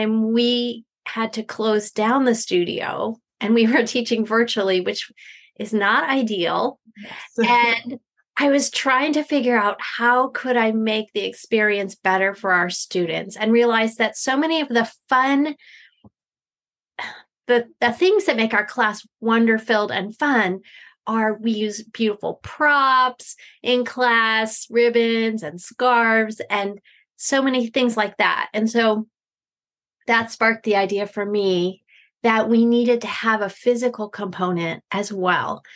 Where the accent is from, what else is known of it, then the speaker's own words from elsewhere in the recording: Eastern Pennsylvania, United States; I am from Eastern Pennsylvania